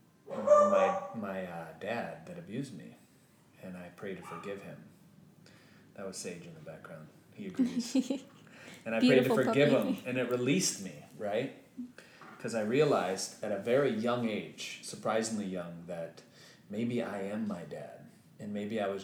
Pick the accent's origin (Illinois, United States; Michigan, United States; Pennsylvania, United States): Michigan, United States; Lake City; I was 1 out of 3 people that have ever gone to college from my hometown up until that point, Lake City, Michigan